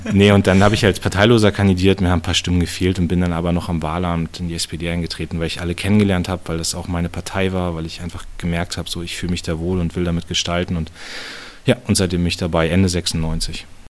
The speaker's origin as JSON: {"language": "German", "town": "Munster", "region": "Lower Saxony", "country": "Germany", "tie": "born or raised there", "also_born_or_lived": "Soltau", "said": "nach Munster und lebe da auch immer noch. Das ist immer noch meine Heimat"}